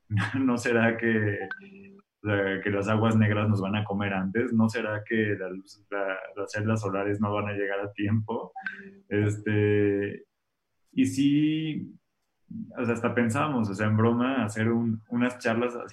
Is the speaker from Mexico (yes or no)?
yes; Mexico; Y aunque yo sí creo que los mexicanos, aunque si te soy sincero, no sé si somos los mexicanos o los humanos